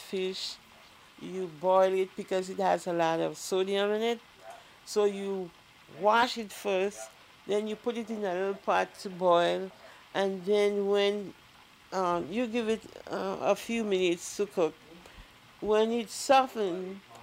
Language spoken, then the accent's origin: English; St. Lucia; now in Wisconsin, United States; I was born in the Caribbean islands, St. Lucia, but when I was much younger, I used to cook for my older brothers